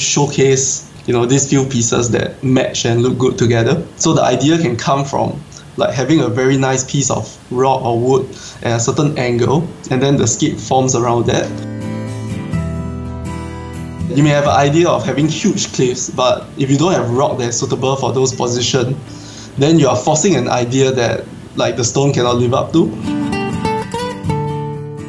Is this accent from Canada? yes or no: no; Singapore; I'm an aquascaper from Singapore